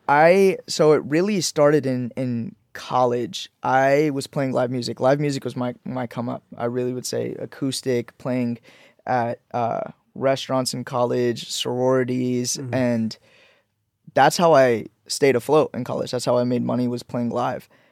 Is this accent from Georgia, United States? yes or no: yes; Leesburg, Georgia, United States; also born or lived in Pakistan / Orlando, Florida; now in Los Angeles, United States; I grew up in Leesburg, Georgia. Mm-hmm. So I moved to Leesburg, Georgia. Uh, when I moved from Pakistan, I moved to Florida, moved and spent middle school and elementary school in Georgia